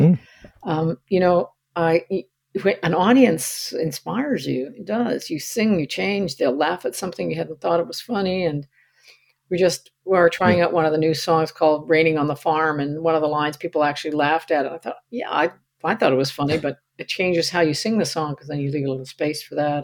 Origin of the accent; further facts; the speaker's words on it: Canada; I'm a Canadian, and mm. I identify with Canada and the West and stuff in such a significant fashion